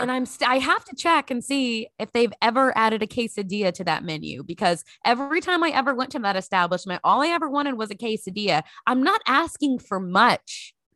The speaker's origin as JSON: {"language": "English", "town": "Grand Prairie", "region": "Texas", "country": "United States", "tie": "born or raised there", "also_born_or_lived": "Lexington, Kentucky", "moved": "as an adult", "said": "growing up in Grand Prairie, Texas"}